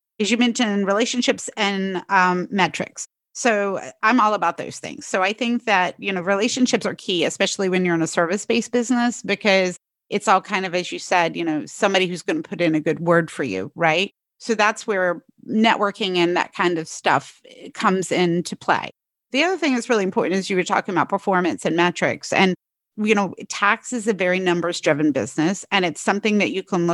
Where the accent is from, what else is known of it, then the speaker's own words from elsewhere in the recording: the rural South, United States; I come from the rural South